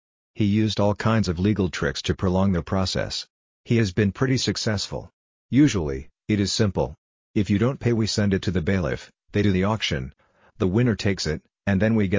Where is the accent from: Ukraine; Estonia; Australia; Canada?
Estonia; Tallinn, Harju County; Take Tallinn for example. Because it is my hometown, I know that 5,000 people or 1% of the population move here every year.